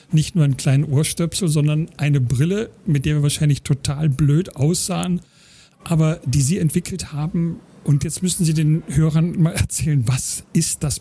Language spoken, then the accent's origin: German; Berlin, Germany; als gebürtiger Berliner oder zumindest als fast gebürtiger, der hier seit vielen Jahrzehnten lebt